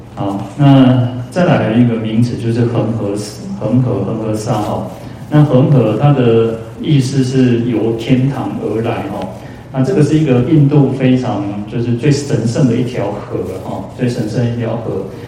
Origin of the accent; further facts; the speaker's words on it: Taiwan; 我们，哦，台湾人